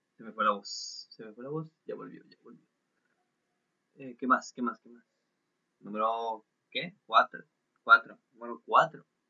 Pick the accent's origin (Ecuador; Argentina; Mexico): Mexico; Soy un Juan Carlos Bodoque mexicano